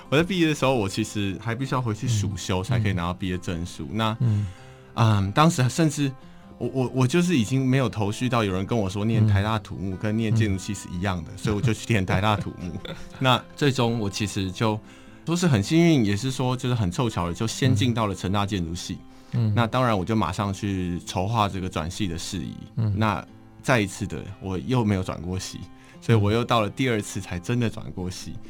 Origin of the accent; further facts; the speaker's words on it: Taipei, Taiwan; 我从小在台北长大，